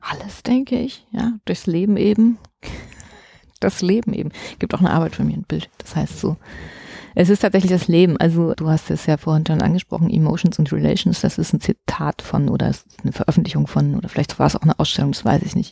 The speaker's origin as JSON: {"language": "German", "town": "Dresden", "region": "Saxony", "country": "Germany", "tie": "born or raised there", "said": "Ich komme aus Dresden, ich bin in der DDR geboren und aufgewachsen"}